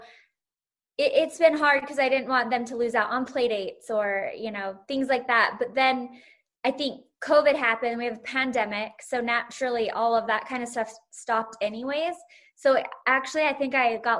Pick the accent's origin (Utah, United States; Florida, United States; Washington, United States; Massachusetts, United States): Utah, United States; Salt Lake City; born or raised there